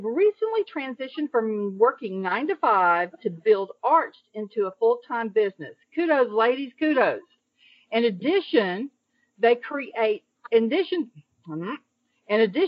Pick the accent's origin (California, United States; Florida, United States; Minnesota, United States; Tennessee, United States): Tennessee, United States; Memphis; my hometown, Memphis, Tennessee